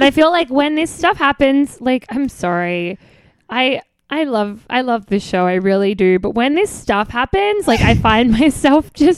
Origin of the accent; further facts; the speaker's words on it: Australia; moved away; I'm Australian.